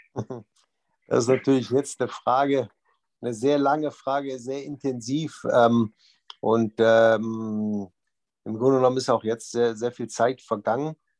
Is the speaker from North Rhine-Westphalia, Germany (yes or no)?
yes; Düsseldorf, North Rhine-Westphalia, Germany; Düsseldorf ist ja meine Heimatstadt.